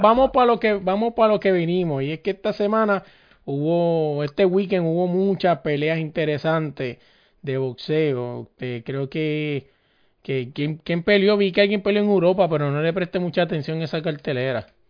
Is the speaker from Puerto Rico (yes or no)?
yes; Puerto Rico; somos boricua